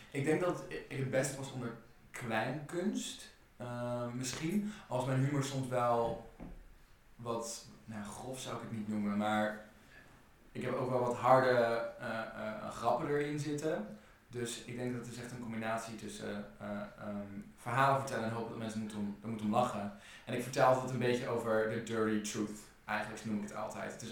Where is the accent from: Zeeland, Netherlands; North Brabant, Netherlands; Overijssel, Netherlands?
Overijssel, Netherlands; now in Rotterdam, Netherlands; Ik kom uit Overijssel. Mm. ik ben heel veel heen en weer gestuurd in Nederland. Toen, doordat mijn ouders gingen scheiden ik ging met mijn vader wonen en mijn vader verhuisde veel. Uh, maar oorspronkelijk kom ik uit Overijssel.